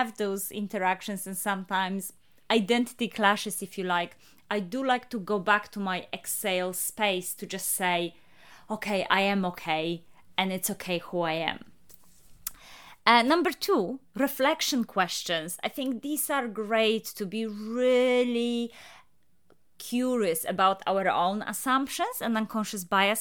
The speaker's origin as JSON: {"language": "English", "country": "Poland", "moved": "as an adult", "lives_now": "United Kingdom", "said": "I'm Polish, but I have been living in the UK for the last 15 years."}